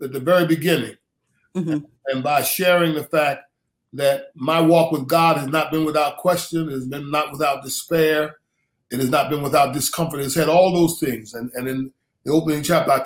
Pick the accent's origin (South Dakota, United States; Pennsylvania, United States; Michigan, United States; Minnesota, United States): Pennsylvania, United States; Philadelphia; I grew up in Philadelphia, mm-hmm. in inner city schools, went to West Philadelphia High School